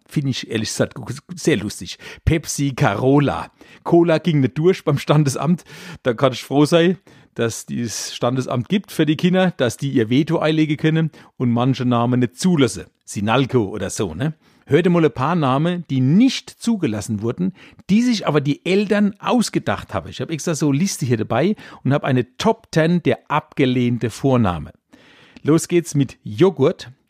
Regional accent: Weinheim, Baden-Württemberg, Germany; Bei uns in Weinem ist die Käve ja ein riesiges Altstadtfest

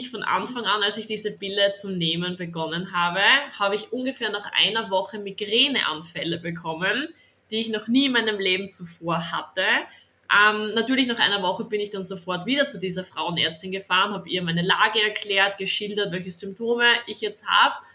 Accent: Styria, Austria; bin 22 Jahre alt und komme aus der Steiermark, das heißt aus Österreich. Das hört man vielleicht

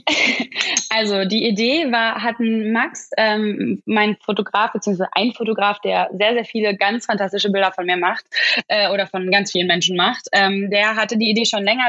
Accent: Oberhausen, North Rhine-Westphalia, Germany; also born or lived in Gelsenkirchen; ich komme eigentlich aus dem Ruhrgebiet ich mhm. komme aus Oberhausen

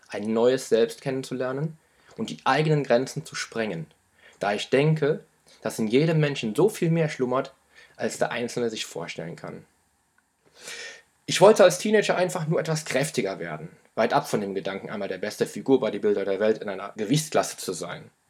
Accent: Düren, North Rhine-Westphalia, Germany; born there; Geboren wurde ich 1978 in Düren, in der Nähe von Köln.

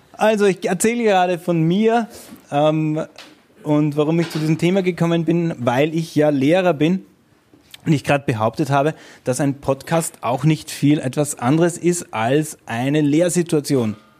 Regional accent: Vienna, Austria; ich komme aus Wien

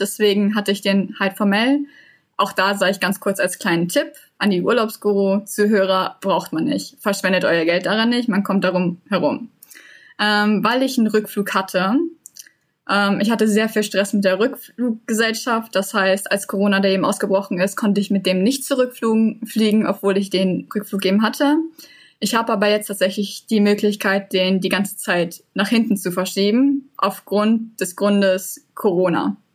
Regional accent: Unna, North Rhine-Westphalia, Germany; moved away as an adult; now in Perth, Australia; aus Unna, wo ich herkomme.

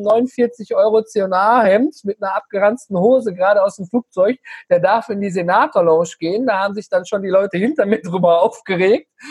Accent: Ruhr area and Rhineland, North Rhine-Westphalia, Germany; wir kommen hier aus, äh, aus dem Ruhrgebiet und Rheinland drumherum

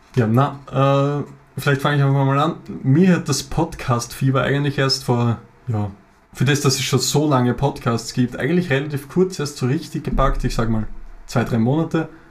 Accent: Lower Austria, Austria; Wir sind aus Österreich, wie man es wahrscheinlich hören kann

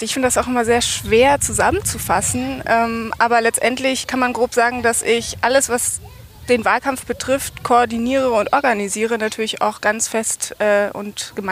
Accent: Berlin, Germany; Und bin auch Berlinerin, bin hier auch eingetreten vor zweieinhalb Jahren

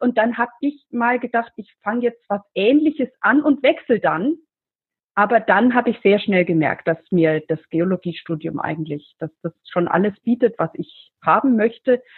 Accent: Middle Franconia, Bavaria, Germany; ich komme aus Mittelfranken, hast zu Bayern gehört

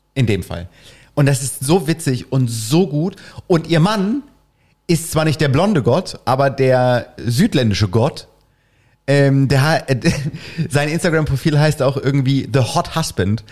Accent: East Germany, Germany; Ich bin ja im Osten aufgewachsen

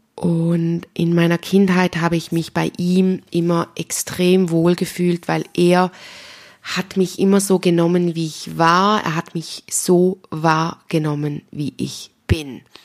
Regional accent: Switzerland; accent: Swiss German; mein schweizerdeutscher Dialekt

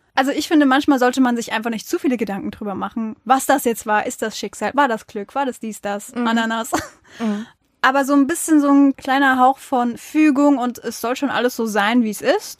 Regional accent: Mainz, Rhineland-Palatinate, Germany; wir Mainzer

